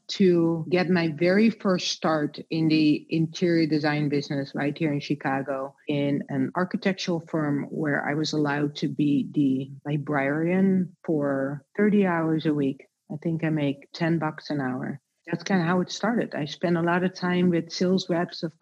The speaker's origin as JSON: {"language": "English", "country": "Netherlands", "tie": "born or raised there", "also_born_or_lived": "Rotterdam / Amsterdam", "moved": "yes", "said": "So I grew up in a very small town in Holland."}